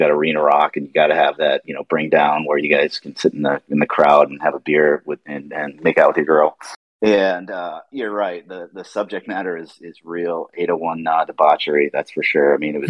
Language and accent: English; Arizona, United States; We grew up in Arizona.